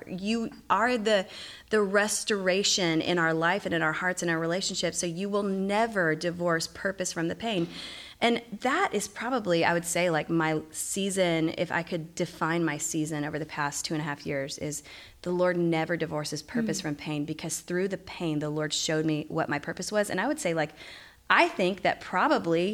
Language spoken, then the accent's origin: English; Dallas, Texas, United States; moved away; also born or lived in Virginia; I'm from Dallas. I just haven't lived here for a while